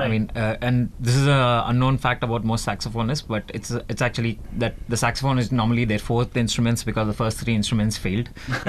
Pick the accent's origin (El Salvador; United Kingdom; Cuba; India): India; South India; I'm South Indian.